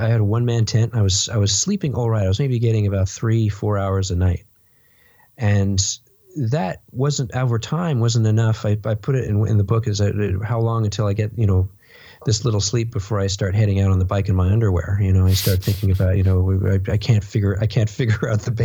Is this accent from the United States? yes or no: no; Canada; as a Canadian